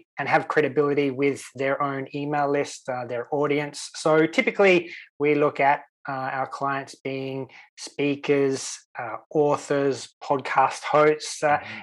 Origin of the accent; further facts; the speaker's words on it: Sydney, New South Wales, Australia; now in Sweden; the local weatherman that I grew up with in Australia, in Sydney